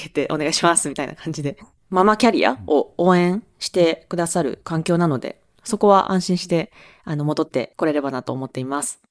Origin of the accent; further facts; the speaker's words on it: Awaji Island, Hyogo, Japan; moved away; 兵庫県の、あの、淡路島っていう島出身です